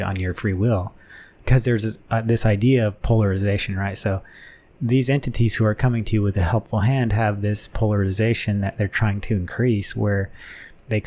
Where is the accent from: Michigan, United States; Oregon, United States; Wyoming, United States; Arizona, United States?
Wyoming, United States; I grew up in Wyoming